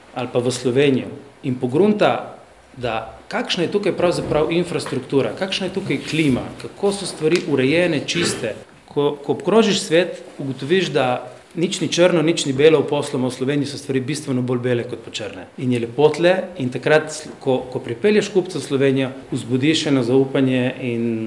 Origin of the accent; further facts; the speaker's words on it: Slovenia; also born or lived in Slovenian Istria; Slovenci smo